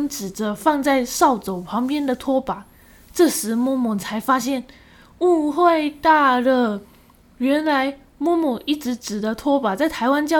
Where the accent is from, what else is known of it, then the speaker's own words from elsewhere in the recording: Guangdong, China; accent: Cantonese; 我们广东话不会讲隔壁，感觉有点文绉绉的。